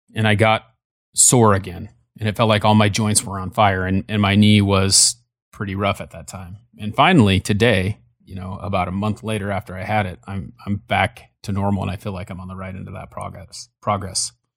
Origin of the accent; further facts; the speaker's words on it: California, United States; when I was born in California, we lived down the street from them, from my grandparents